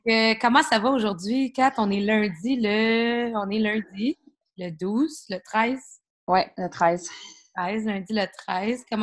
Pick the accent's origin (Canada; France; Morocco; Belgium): Canada; Ontario; Puis moi, j'ai grandi en Ontario